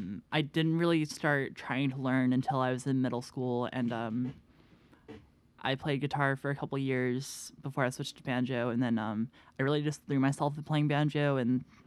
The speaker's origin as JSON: {"language": "English", "town": "Franklin", "region": "Tennessee", "country": "United States", "tie": "born or raised there", "said": "I grew up in Franklin. It's like 45 minutes outside of Nashville, maybe less."}